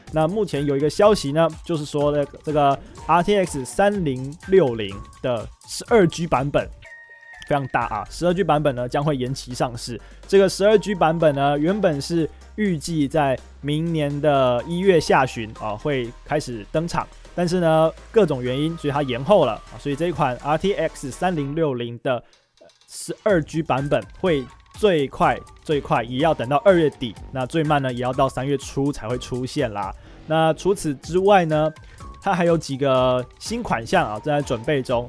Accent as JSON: {"language": "Chinese", "country": "Taiwan", "said": "我们台湾人"}